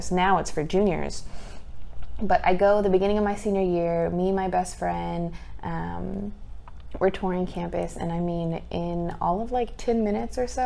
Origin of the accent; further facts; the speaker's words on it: Amarillo, Texas, United States; moved away as an adult; also born or lived in Kentucky; now in Oklahoma, United States; I myself am from Amarillo, Texas, tip top panhandle, the only part of the state that looks like an actual shape.